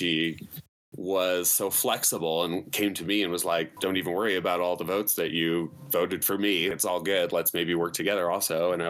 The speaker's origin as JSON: {"language": "English", "town": "Chicago", "region": "Illinois", "country": "United States", "moved": "yes", "lives_now": "Southern California, United States", "said": "I am originally from Chicago, Midwest."}